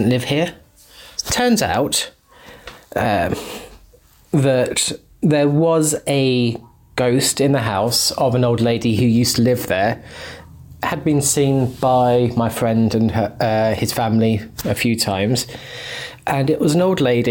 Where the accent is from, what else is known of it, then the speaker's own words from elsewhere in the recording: Hastings, South East England, United Kingdom; in my early years of secondary school in my hometown of Hastings